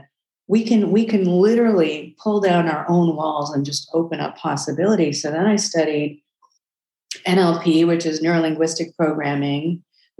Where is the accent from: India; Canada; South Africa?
South Africa; I was born in South Africa during apartheid